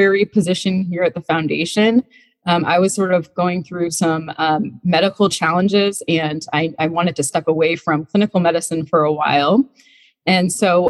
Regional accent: Vermont, United States; moved away as an adult; now in Charlottesville, United States; I grew up in Vermont

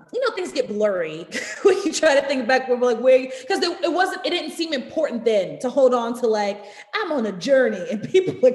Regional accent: New York City, New York, United States; I'm from Harlem

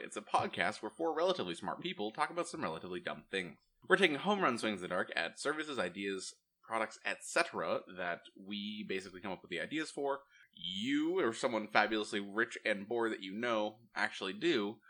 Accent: Massachusetts, United States; I'm from Massachusetts, and I'm currently living in Massachusetts.

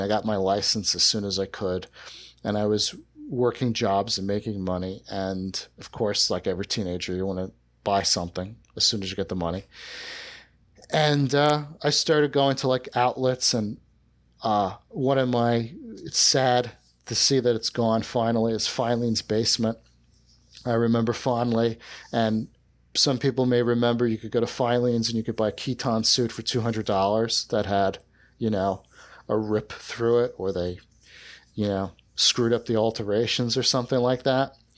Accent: South Shore of Long Island, New York, United States; I grew up in, in the South Shore of Long Island

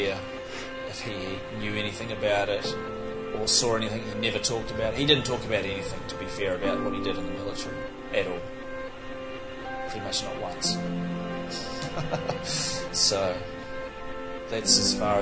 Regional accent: New Zealand; moved away as an adult; now in Kiama, Australia; where we grew up in New Zealand

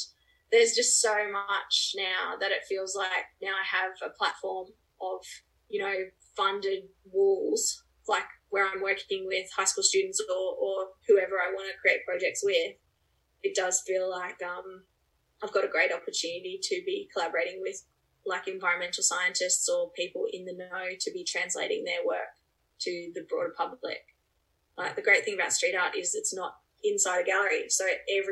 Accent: Braidwood, New South Wales, Australia; also born or lived in North America; I grew up here in Braidwood, where I'm on the property I'm on now

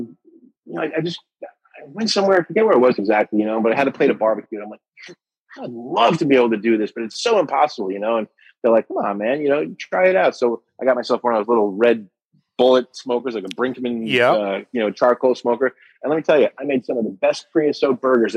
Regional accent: New York, United States; moved away as an adult; now in Coral Springs, United States; I was born and raised in New York

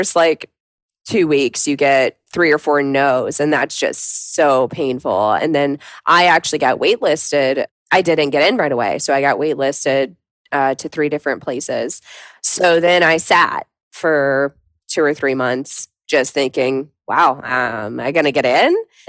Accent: the South, United States; Obviously, I grew up in the South, so I grew up on country music.

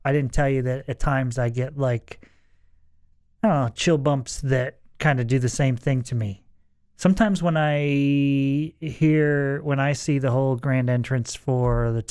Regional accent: Northeast, United States; moved away as an adult; now in Texas, United States; Growing up in the Northeast

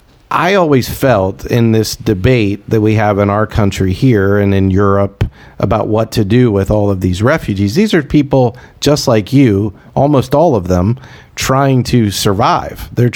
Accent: United States; I'm an American

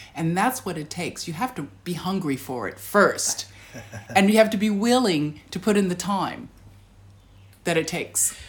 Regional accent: United States; now in Australia; being American

